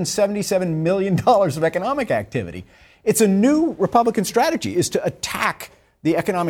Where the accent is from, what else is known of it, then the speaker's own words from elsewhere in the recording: Texas, United States; my home state of Texas